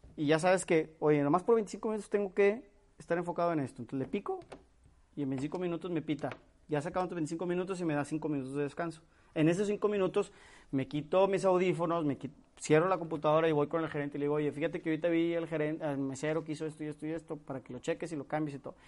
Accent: Monterrey, Nuevo León, Mexico; somos regiomontanos

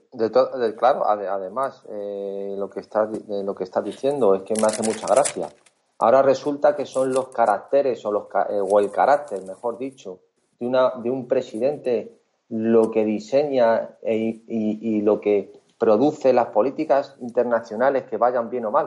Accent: Spain; como españoles o como europeos

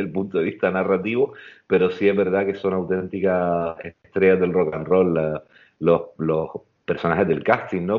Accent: Canary Islands, Spain; como canarios

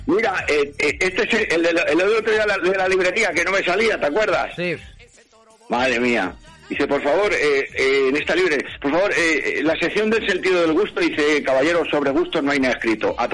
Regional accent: Madrid, Community of Madrid, Spain; yo como soy un madrileño, ¿vale?

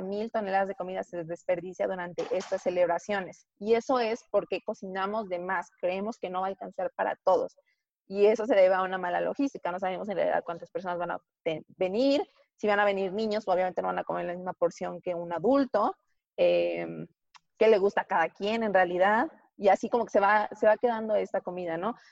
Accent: Tlaxcala, Mexico; porque yo soy de Tlaxcala

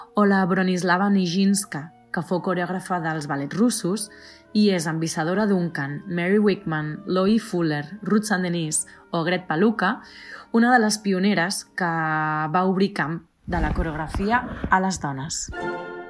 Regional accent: Vilassar de Mar, Catalonia, Spain; moved away; also born or lived in Switzerland; Vaig acabar la meva formació de clàssic a la meva escola de dansa de tota la vida de Vilassar de Mar

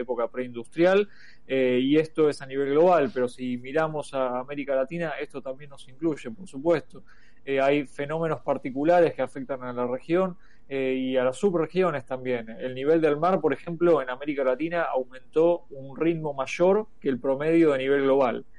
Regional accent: Argentina

